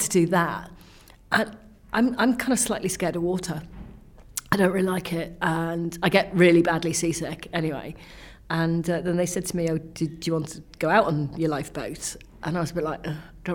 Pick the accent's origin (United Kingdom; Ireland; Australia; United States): United Kingdom; Wales; I'm Welsh